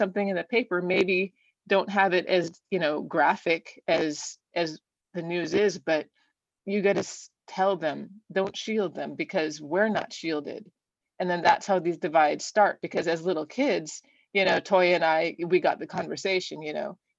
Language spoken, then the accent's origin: English; Southern Oregon, United States; I grew up in Southern Oregon